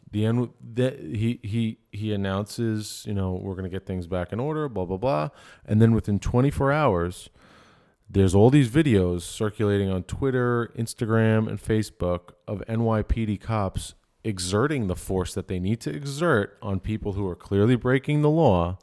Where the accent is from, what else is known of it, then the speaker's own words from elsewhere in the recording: Dix Hills, New York, United States; I'm from Dick Sales